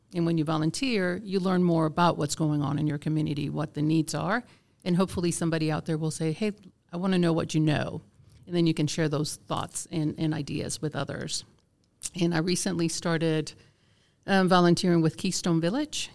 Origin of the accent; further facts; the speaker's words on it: Vieques, Puerto Rico; first language Spanish; English is a second language; also born or lived in Georgia, United States; now in Cherokee County, Georgia, United States; I was born and raised in a small island off the coast of Puerto Rico called Vieques